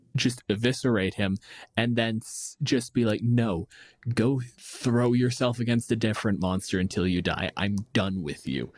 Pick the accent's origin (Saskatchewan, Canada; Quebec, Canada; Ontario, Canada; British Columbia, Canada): Ontario, Canada; Windsor; my hometown, Windsor